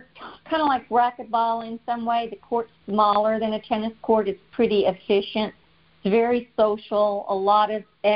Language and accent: English; South Louisiana, United States; moved away as an adult; now in Texas, United States; I grew up in South Louisiana and danced a lot growing up because people down there dance a lot